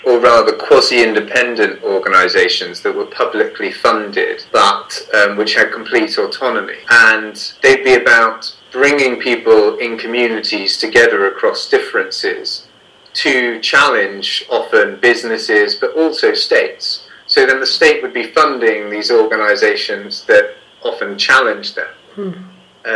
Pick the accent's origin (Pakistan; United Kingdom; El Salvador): United Kingdom; England; accent: English; my English accent